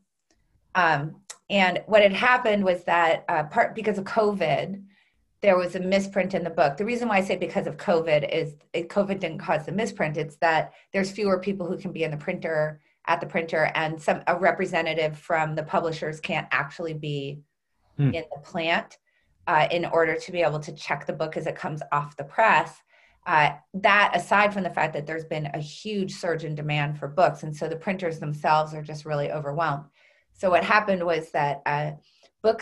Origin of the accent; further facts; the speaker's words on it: Concord, New Hampshire, United States; I grew up in New Hampshire, just outside of Concord, New Hampshire